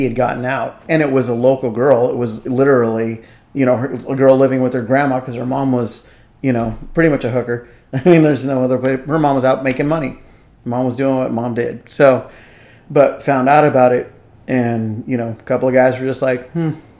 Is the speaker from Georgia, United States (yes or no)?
no; Vallejo, California, United States; I grew up in Vallejo